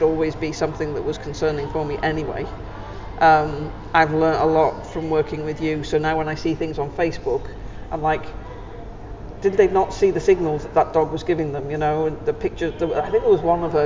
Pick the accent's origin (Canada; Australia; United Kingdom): United Kingdom; as a British person